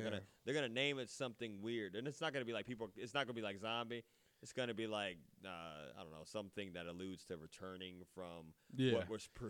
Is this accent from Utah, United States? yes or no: no; Akron, Ohio, United States; because I'm from Akron.